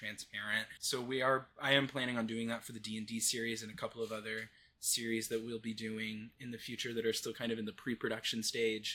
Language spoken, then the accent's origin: English; Midwest, United States; I grew up in the Midwest, very rural, conservative kind of area